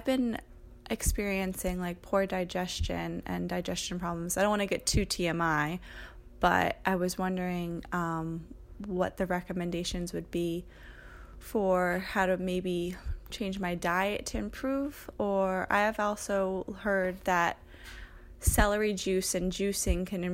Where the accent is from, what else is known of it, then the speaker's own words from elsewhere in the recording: Long Island, New York, United States; I'm from Long Island, New York